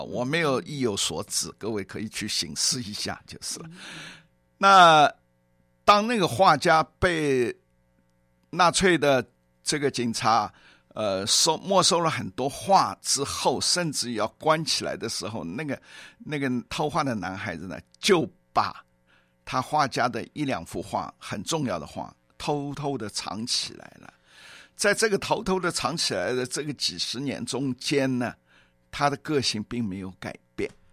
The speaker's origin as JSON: {"language": "Chinese", "region": "Shanghai", "country": "China", "tie": "born or raised there", "also_born_or_lived": "Zhejiang", "moved": "yes", "said": "我本籍是浙江，但是一直从小在上海"}